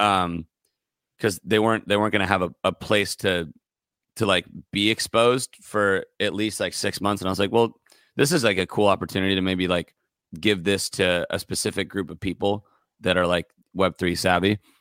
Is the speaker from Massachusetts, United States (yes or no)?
no; Santa Barbara, California, United States; moved away as an adult; now in Los Angeles, United States; I'm from Santa Barbara, a little bit north of L A. I, I moved down here when I was nineteen